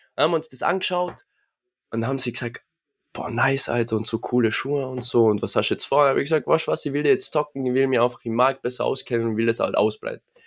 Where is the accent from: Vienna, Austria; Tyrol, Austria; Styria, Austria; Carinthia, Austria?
Tyrol, Austria; Innsbruck; komme aus dem schönen Innsbruck, Tirol